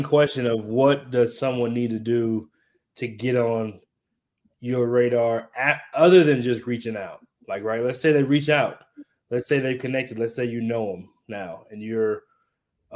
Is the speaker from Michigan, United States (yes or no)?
yes; Michigan, United States; moved away; also born or lived in Dallas; I grew up in Michigan